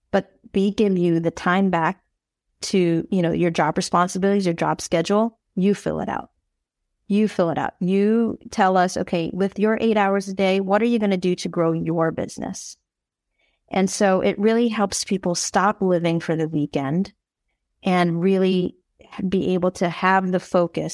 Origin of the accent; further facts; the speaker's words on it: Philippines; I'm Filipino, so, you know, we love rom-coms